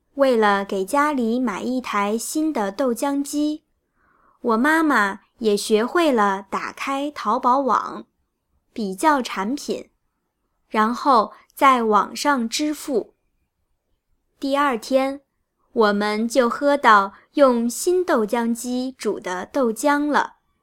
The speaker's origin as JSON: {"language": "Chinese", "town": "Hangzhou", "region": "Zhejiang", "country": "China", "moved": "yes", "lives_now": "Berlin, Germany", "said": "我们都是地道的杭州人"}